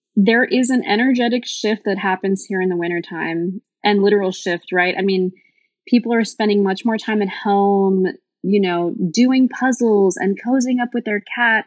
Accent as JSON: {"language": "English", "area": "Bay Area", "region": "California", "country": "United States", "moved": "as an adult", "lives_now": "Portland, United States", "said": "I am originally from the Bay Area and I moved to Portland three years ago during deep dark COVID"}